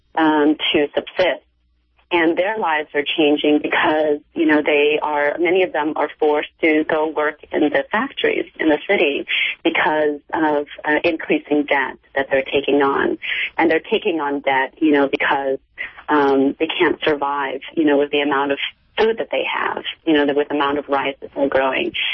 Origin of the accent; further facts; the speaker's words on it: United States; also born or lived in Cambodia / Thailand; I grew up in the United States. You know, I've been I've been educated here. Um, you know, I've lived here since I was four years old.